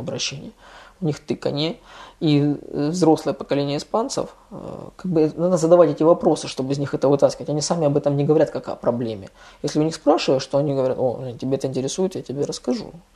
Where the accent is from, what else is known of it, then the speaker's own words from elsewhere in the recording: Russia; now in Spain; мы из России